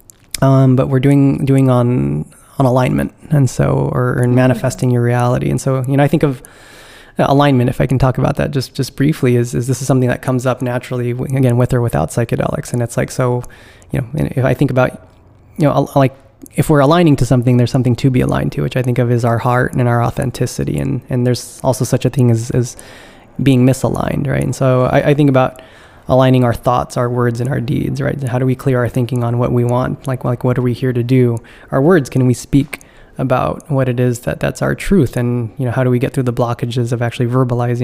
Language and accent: English; California, United States; moved away as an adult; now in East Coast, United States; I'm originally from California